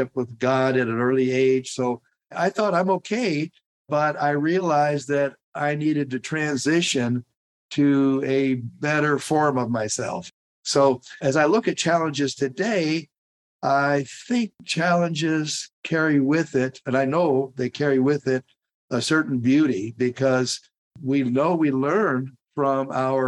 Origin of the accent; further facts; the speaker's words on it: Tulare County, California, United States; We're from Tulare County